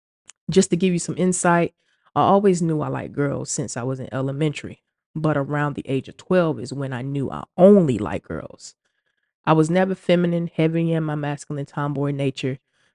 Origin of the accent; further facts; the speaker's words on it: Deep South, United States; I was born and raised in the Deep South to parents that are Bible-toting Christians who are preachers. We live in a town with about 2,000 people, so everyone knew everything about everybody.